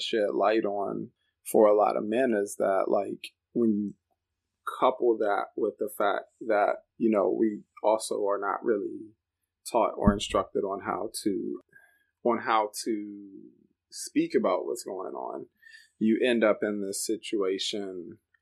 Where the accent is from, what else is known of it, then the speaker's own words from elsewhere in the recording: Washington, District of Columbia, United States; moved away as an adult; now in Chicago, United States; I grew up in the Washington, D.C. area originally. That's where I'm from. Been in Chicago since about 2014.